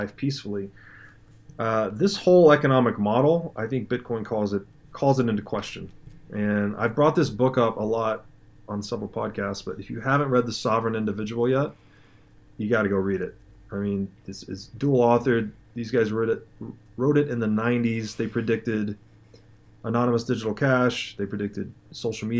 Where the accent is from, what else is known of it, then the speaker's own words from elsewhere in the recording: Tennessee, United States; moved away; I'm from Tennessee originally